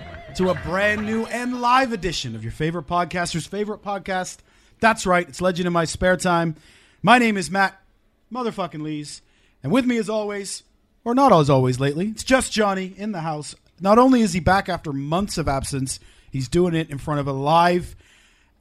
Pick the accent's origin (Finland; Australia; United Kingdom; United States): United Kingdom; Wales; we're Welsh